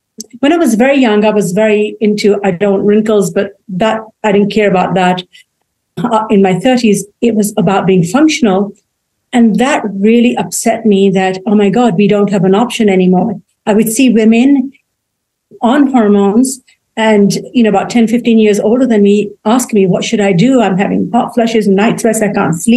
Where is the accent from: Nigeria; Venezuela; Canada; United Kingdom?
United Kingdom; England; moved away as an adult; now in United States; Well, I grew up in England. I was born there.